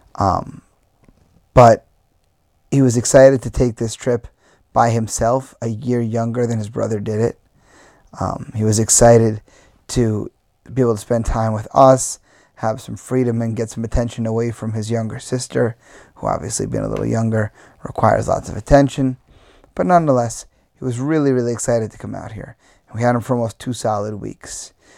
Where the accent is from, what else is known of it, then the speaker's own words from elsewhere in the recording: Long Island, New York, United States; as a New Yorker, where, you know, living on Long Island, I could go to the beach whenever I wanted my whole life